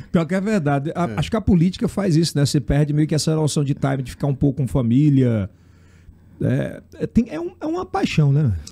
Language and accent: Portuguese; Ceará, Brazil; nascido no Ceará, cearense, que nem eu.